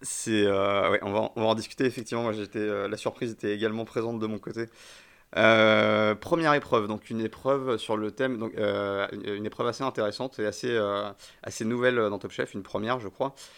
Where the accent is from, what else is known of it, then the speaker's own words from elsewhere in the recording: Paris, Île-de-France, France; also born or lived in near Bordeaux; je suis né à côté de Bordeaux et, euh, mais, j'ai grandi à Paris.